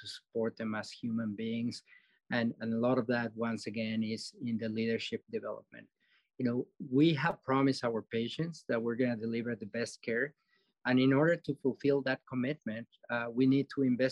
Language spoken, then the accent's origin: English; Mexico City, Mexico; now in Dakotas, United States; I'm from Mexico City